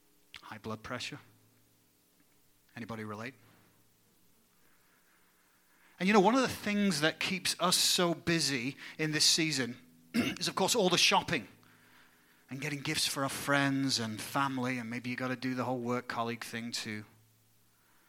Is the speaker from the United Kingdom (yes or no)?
yes; England, United Kingdom; now in United States; My home country of England